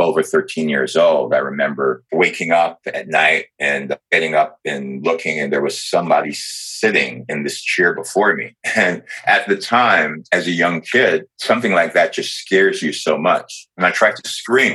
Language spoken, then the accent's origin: English; New York, United States; from a very young age, I grew up in New York